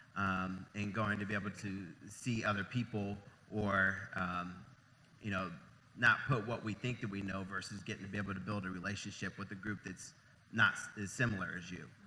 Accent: Ohio, United States; moved away as an adult; I'm originally from Ohio

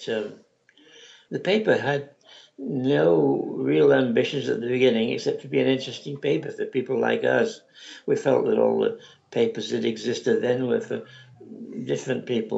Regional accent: England, United Kingdom; now in United States; Well, I came from England and I was used to a lot of little papers and stuff that weren't here at the time.

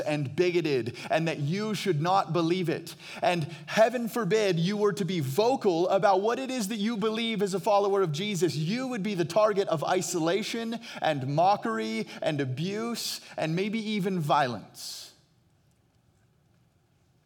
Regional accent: Phoenix, Arizona, United States; I hail from Phoenix, Arizona

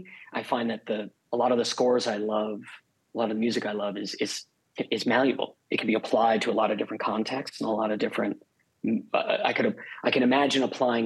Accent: Connecticut, United States; now in Los Angeles, United States; I grew up in Connecticut

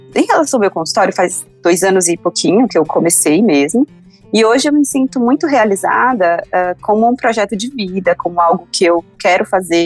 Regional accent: interior of Minas Gerais, Brazil; moved away; Eu sou do interior de Minas, de uma cidade chamada Beriba. E, na verdade, eu morei até os 14 anos na zona rural dessa cidade, numa comunidade rural.

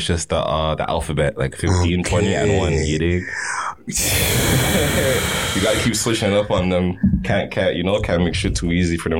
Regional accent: Toronto, Ontario, Canada; I'm from Shepherd. I'm from Killing Shepherd.

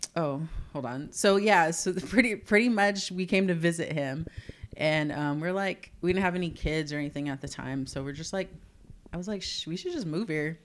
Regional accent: Southern California, United States; moved away as an adult; also born or lived in Fort Worth, Texas / San Antonio, Texas; now in Corpus Christi, United States; I grew up in Southern California

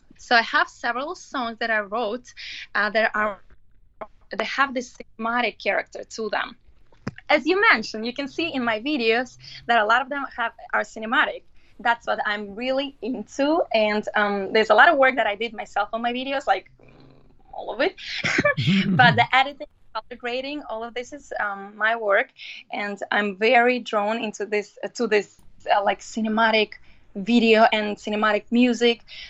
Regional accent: Latvia; moved away as an adult; also born or lived in London, United Kingdom; now in New York City, United States; I was raised and I was growing up in Latvia.

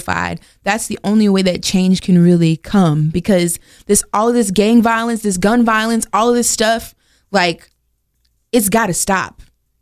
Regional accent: Oxford, North Carolina, United States; also born or lived in Biloxi, Mississippi / Waveland, Mississippi / Greensboro, North Carolina; now in Durham, United States; I grew up in Oxford, North Carolina

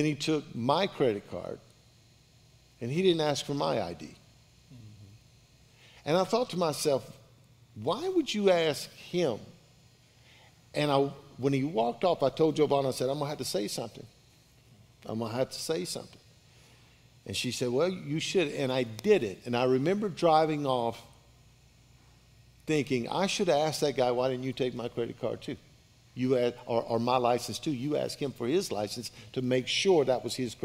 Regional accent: Baker, Louisiana, United States; I was raised in Baker, Louisiana

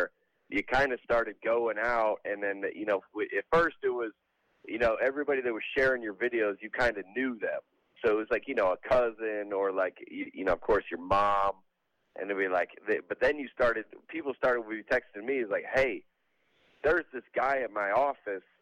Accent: Lilburn, Georgia, United States; now in Nashville, United States; I was born and raised in the South at Lilburn, Georgia, right north of Atlanta.

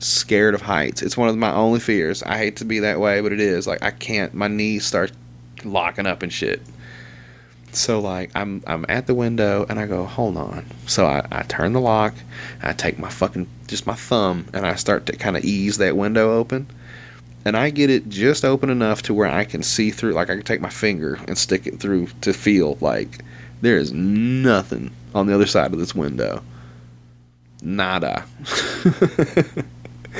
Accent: Little Rock, Arkansas, United States; I'm from Little Rock

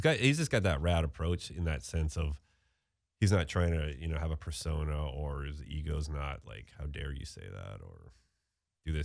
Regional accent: Steveston, British Columbia, Canada; I grew up in Steveston, a town, which is, like, right outside Vancouver

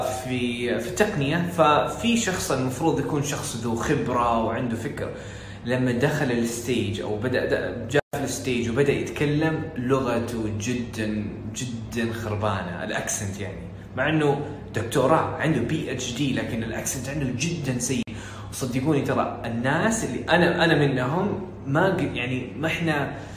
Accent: Saudi Arabia; وانا ما طلعت من السعوديه ولا في السعوديه وفي ثالثه ثانوي

